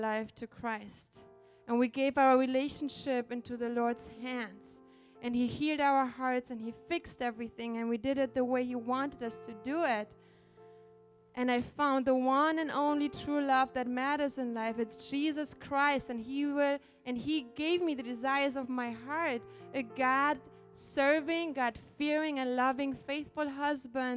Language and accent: English; Germany; moved away as an adult; also born or lived in Poland; now in United States; I was born in Poland, and I was raised in Germany.